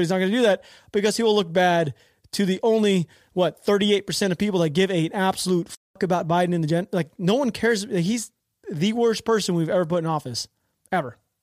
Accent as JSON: {"language": "English", "country": "United States"}